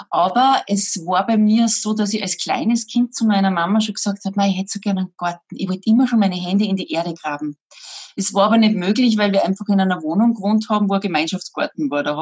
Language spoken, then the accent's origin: German; Salzburg, Austria; ich bin Salzburgerin